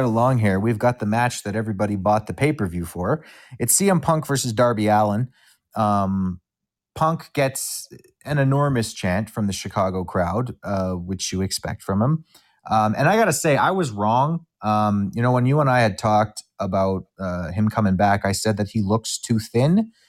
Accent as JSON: {"language": "English", "town": "Winnipeg", "region": "Manitoba", "country": "Canada", "said": "And I'm a Canadian. … from Winnipeg."}